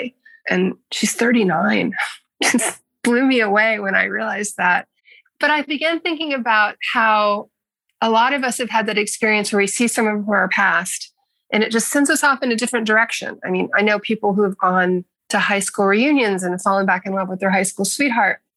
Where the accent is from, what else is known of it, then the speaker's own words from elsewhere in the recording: Baltimore, Maryland, United States; I grew up in Baltimore, and I was the daughter of a newspaper man